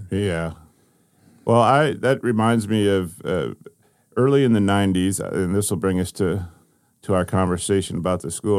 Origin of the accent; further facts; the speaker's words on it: Ohio, United States; I grew up in Ohio